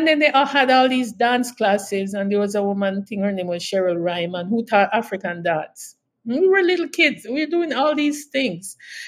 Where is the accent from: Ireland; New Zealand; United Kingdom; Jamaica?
Jamaica; Kingston; moved away as an adult; also born or lived in Westmoreland, Jamaica; now in Canada; growing up in Kingston, in East Kingston